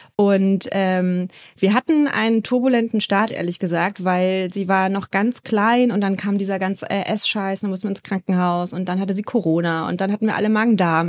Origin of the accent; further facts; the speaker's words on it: Berlin, Germany; moved away as an adult; now in Hamburg, Germany; Ich komme gebürtig eigentlich aus Berlin, lebe jetzt aber mittlerweile in Hamburg